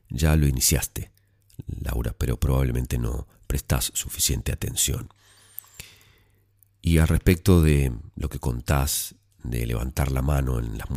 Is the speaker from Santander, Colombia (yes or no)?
no; Pasto, Nariño, Colombia; now in Medellín, Colombia; Verás, soy de una ciudad pequeña, Pasto, pero vivo en Medellín. Hace poco me fui de vacaciones a mi ciudad natal